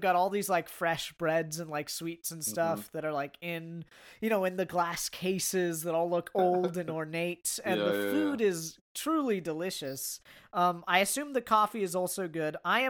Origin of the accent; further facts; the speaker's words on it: United States; I'm an American writer with, you know, circular metallic framed glasses.